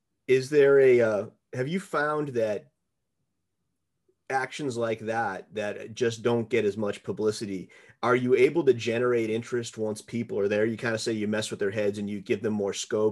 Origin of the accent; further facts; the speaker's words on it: United States; being an American myself